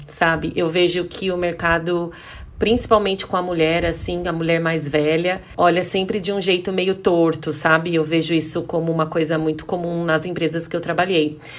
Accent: Louveira, São Paulo, Brazil; sou da é, cidade de Louveira, interior de São Paulo

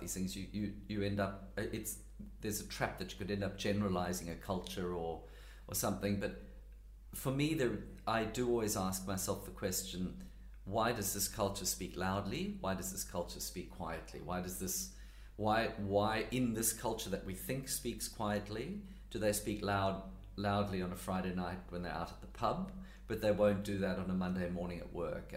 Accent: KwaZulu-Natal, South Africa; first language English; moved away as an adult; now in Sydney, Australia; I grew up on a farm in rural KwaZulu-Natal

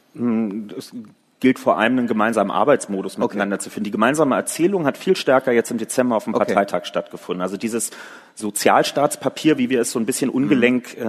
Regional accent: Berlin, Germany; In Berlin, was ja nun mal auch meine Heimatstadt ist und wo ich auch in der SPD organisiert bin

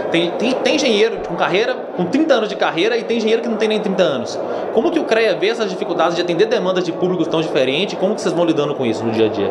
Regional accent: Minas Gerais, Brazil; sou de Minas Gerais

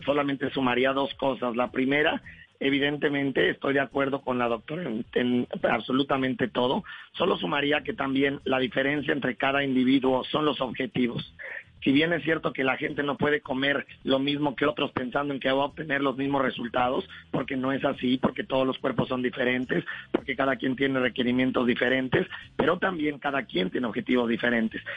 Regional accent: Mexico; also born or lived in Colombia; Yo siempre lo digo que soy como mexicano colombiana

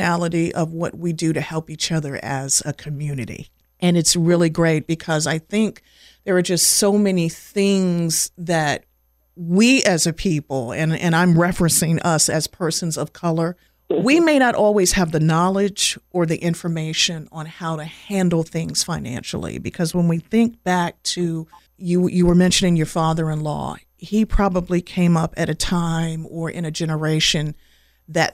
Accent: Winston-Salem, North Carolina, United States; also born or lived in Washington, D.C.; I've been calling it home for, since the early 80s. So I'm a person that moved here from D.C. Well, at least my mom was pregnant with me at the time

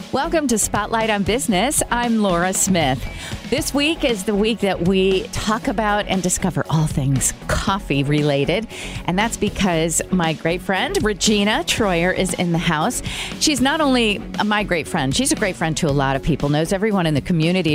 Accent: Brazil; now in United States; I grew up in Brazil

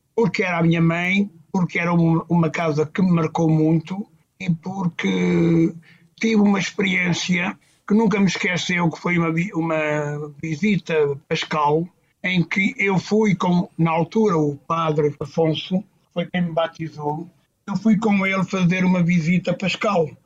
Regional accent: Tocha, Centro, Portugal; moved away as an adult; now in Mozambique; Eu nasci no Hospital Rubisco Paz, na Tocha, ali perto de Cantanhede, e vivi ali na creche algum tempo

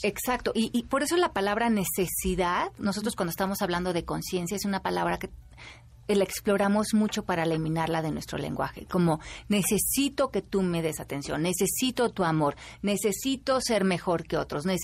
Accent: Mexico; como mexicanos

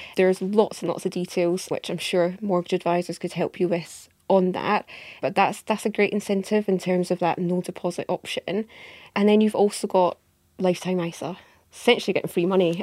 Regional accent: Scotland, United Kingdom; accent: Scottish; also born or lived in Edinburgh; You can tell by my accent, I'm based up in Edinburgh in Scotland.

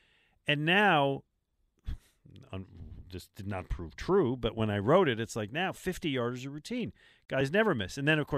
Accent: Buffalo, New York, United States; I'll go to Buffalo. My folks live there. It was my hometown. I'll go see people I grew up with.

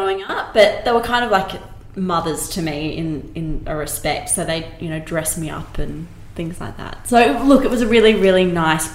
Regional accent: Sydney, New South Wales, Australia; I grew up in Sydney's Northern Beaches, which is a pretty relaxed place to kind of grow up

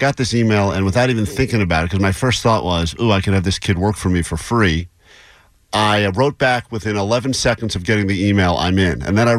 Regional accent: United States; No, I'm an American.

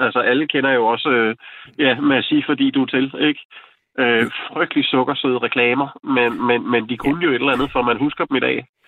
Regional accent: Glostrup, Capital Region of Denmark, Denmark; moved away; jeg kommer oprindeligt fra Glostrup

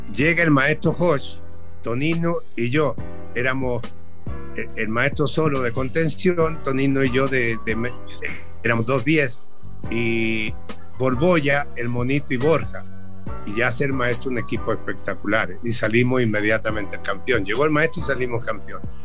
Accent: Chile; moved away as an adult; also born or lived in Mexico; debuté muy joven en mi tierra

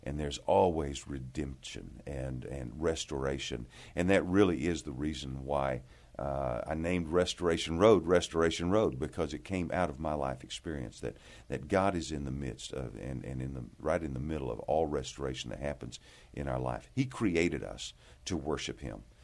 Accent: Amarillo, Texas, United States; I, I grew up here in Texas, grew up in the Panhandle in Amarillo

